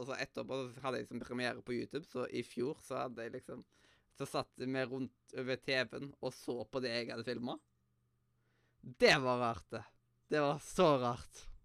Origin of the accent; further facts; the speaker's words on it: Western Norway, Norway; jeg er vestlending